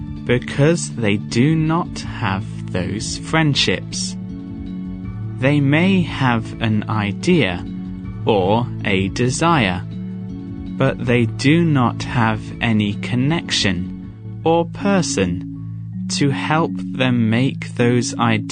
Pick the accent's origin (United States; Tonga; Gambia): Gambia; also born or lived in Ghana / Botswana / Zimbabwe; I am an African. I was born in Ghana and grew up in Gambia, Botswana, and Zimbabwe. I have worked in South Africa, Nigeria, Ghana, and Tanzania.